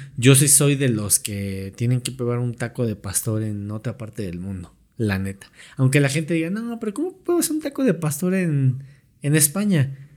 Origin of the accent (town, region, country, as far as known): Mexico